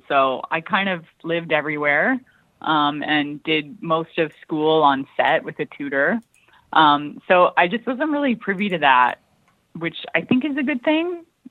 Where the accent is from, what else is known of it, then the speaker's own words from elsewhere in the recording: White Rock, British Columbia, Canada; born there; also born or lived in Maui, United States; No, I was born in White Rock.